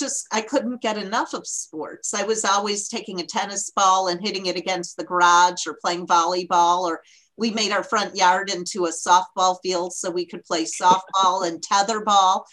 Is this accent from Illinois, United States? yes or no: yes; Barrington, Illinois, United States; moved away as an adult; also born or lived in Iowa; Barrington, Illinois. It's a suburb of Chicago, about an hour from the city